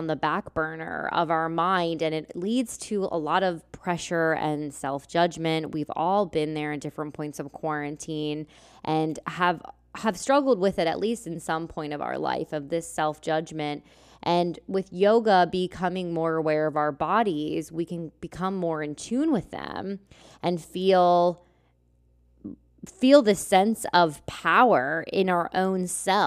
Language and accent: English; Lancaster, Pennsylvania, United States; moved away as an adult; I grew up here in Lancaster, Pennsylvania